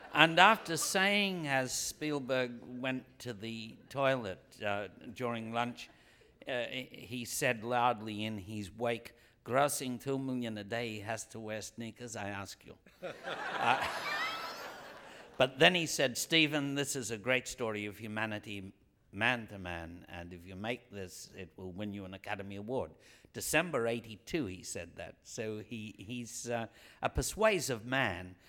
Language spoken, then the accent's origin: English; Australia; I come from Australia, which is as far as the European diaspora can go.